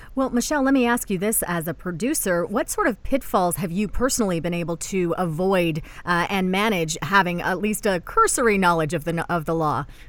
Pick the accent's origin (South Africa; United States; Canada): Canada; also born or lived in Toronto; we're from Canada